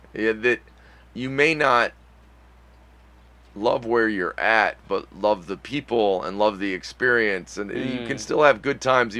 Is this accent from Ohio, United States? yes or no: yes; Ohio, United States; also born or lived in Michigan; I live in Ohio, and I've lived in Ohio most of my life.